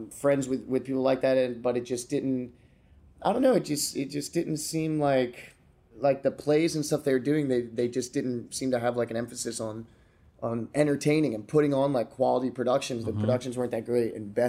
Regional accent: Florida, United States; also born or lived in Pennsylvania / Georgia / Delaware / New Jersey; I was born in Pennsylvania, mm-hmm. moved to Georgia for a couple of years. Then I moved to Delaware. Then I moved to South Jersey. And then I moved to Florida.

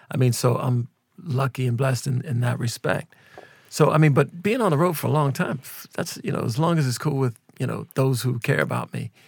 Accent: Minneapolis, Minnesota, United States; we're both from Minneapolis

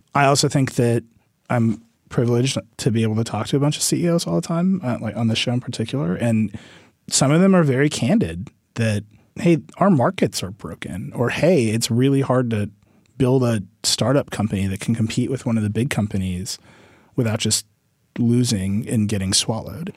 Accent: Wisconsin, United States; in my home state of Wisconsin

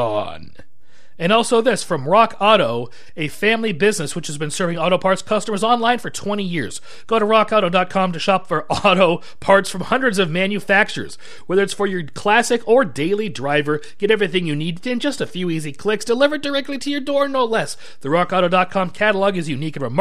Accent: Spokane, Washington, United States; my hometown Spokane

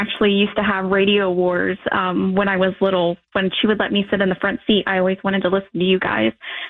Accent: Northern Kentucky, United States; also born or lived in Denver, Colorado; I was born in Denver, Colorado, but I have lived in Kentucky my whole entire life. My mom moved back here when I was about 2 months old, so I really only know Northern Kentucky

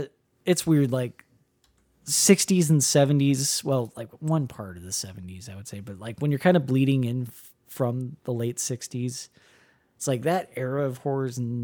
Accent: Midwest, United States; Listen, I'm from the Midwest.

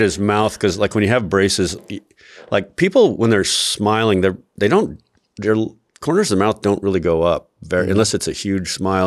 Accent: Albuquerque, New Mexico, United States; different people that I knew growing up in Albuquerque

